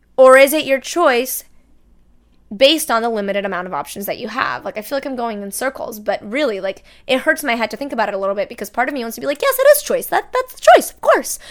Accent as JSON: {"language": "English", "country": "Brazil", "moved": "yes", "lives_now": "United States", "said": "my home country of Brazil"}